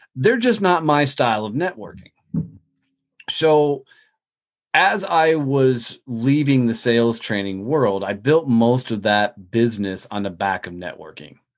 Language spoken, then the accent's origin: English; Fort Worth, Texas, United States; In my hometown of Fort Worth, Texas, a lot of people knew who I was